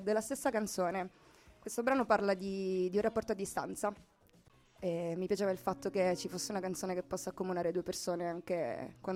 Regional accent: Sicily, Italy; now in Milan, Italy; ho 23 anni, sono siciliana ma vivo a Milano.

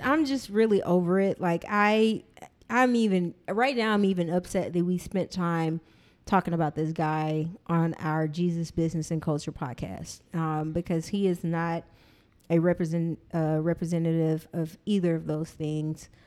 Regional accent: Texas, United States; grew up in Texas

